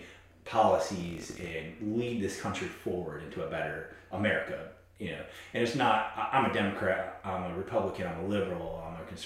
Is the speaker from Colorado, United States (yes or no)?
no; New York, United States; moved away as an adult; now in South Carolina, United States; My original background is from New York